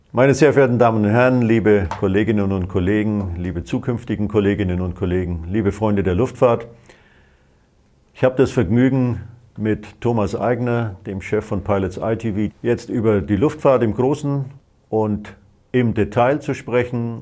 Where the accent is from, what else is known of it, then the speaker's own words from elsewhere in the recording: Bayreuth, Bavaria, Germany; moved away; also born or lived in Phoenix; in meiner Heimatstadt in Bayreuth